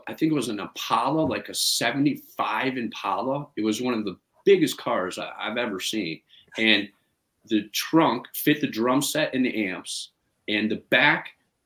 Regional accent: Cleveland, Ohio, United States; moved away; also born or lived in Chicago; I grew up in Cleveland.

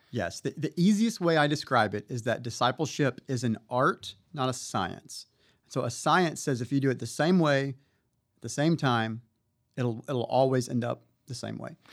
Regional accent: Mobile, Alabama, United States; moved away as an adult; now in McKinney, Texas, United States; I was born and raised in Mobile, Alabama

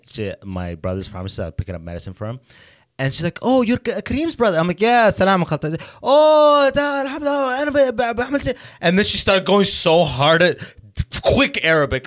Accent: London, Ontario, Canada; also born or lived in Sudan / Waterloo, Canada / Detroit, United States / San Francisco, United States; I moved to London, Ontario. I grew up in London, Ontario

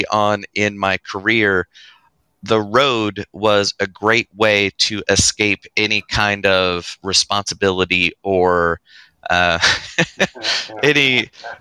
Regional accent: North Carolina, United States; also born or lived in Sacramento, California; I was born just outside Sacramento, California. So just a podunk town that was one stop sign big. And I was there until I was about 3 years old, and then moved to North Carolina with my family

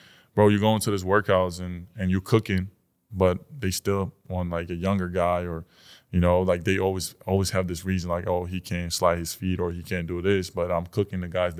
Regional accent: New York, United States; born there; Like, but yeah, I was born in New York. So I always had that thing. Like, you know, I'm from

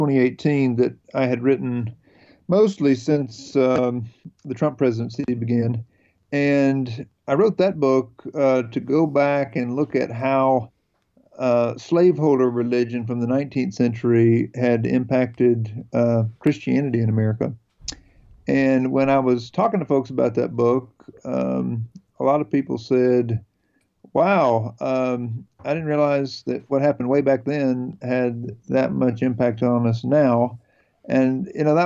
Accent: North Carolina, United States; I am from North Carolina. I grew up out in tobacco country here in North Carolina

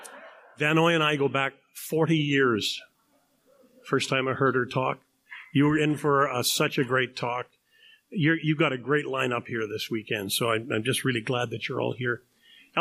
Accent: Canada; I'm a Canadian

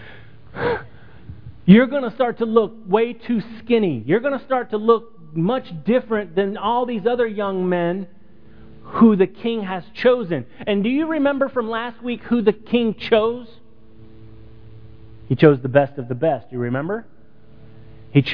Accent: Texas, United States; I'm from Texas

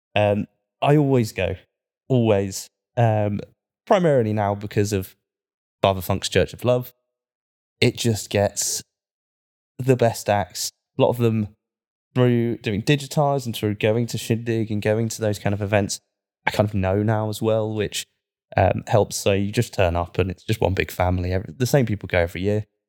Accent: Cornwall, South West England, United Kingdom; now in Manchester, United Kingdom; I'm from Cornwall, I kind of grew up with that.

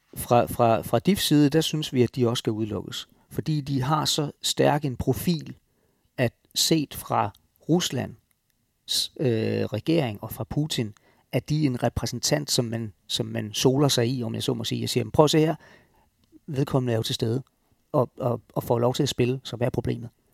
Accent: Denmark; som danskere

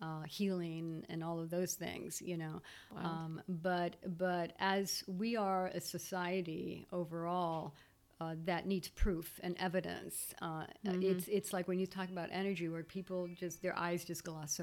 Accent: Belgium; moved away as an adult; when I came from Belgium in 2005, I had this false belief that, oh, well, you know, start working outside the home.

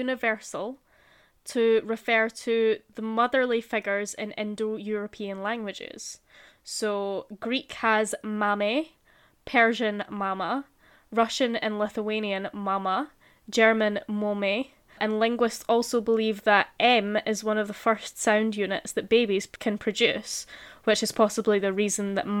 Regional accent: Scotland, United Kingdom; we're Scottish and we say the R's

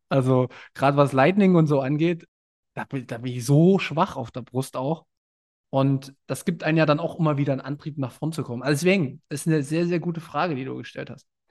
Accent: Görlitz region, Saxony, Germany; moved away; in meiner Heimat Region

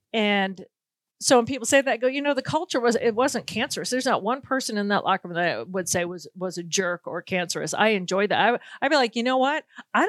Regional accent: New England, United States; now in Minnesota, United States; I'm from New England

